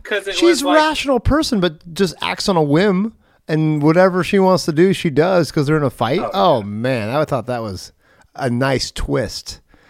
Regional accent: Oregon, United States; I'm from Oregon. Just a little heads up here, if you listen to the other side of the world, we have a predominantly white and Hispanic population in the areas I live.

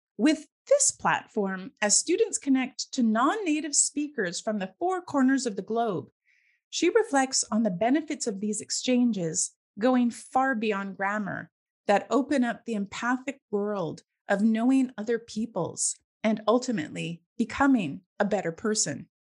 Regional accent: Victoria, British Columbia, Canada; as a Canadian, I'm I'm actually originally from Victoria in BC mm. on the mm. west coast, and um, nice. I grew up in the 70s

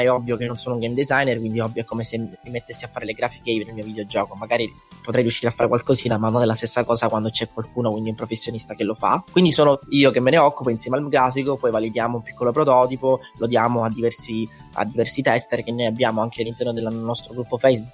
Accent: Messina, Sicily, Italy; moved away as an adult; also born or lived in London; now in Milan, Italy; io ho 22 anni, sono di Messina, siciliano

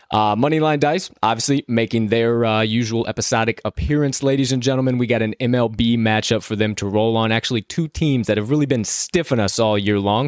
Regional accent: Chicago, Illinois, United States; my hometown, Chicago

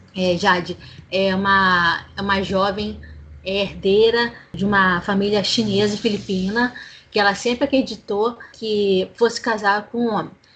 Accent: Rio de Janeiro, Brazil; sou do Rio de Janeiro capital

